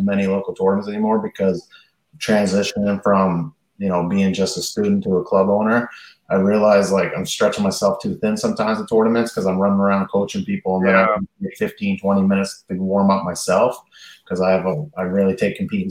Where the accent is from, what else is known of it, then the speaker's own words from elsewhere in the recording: the Maritimes, Canada; my hometown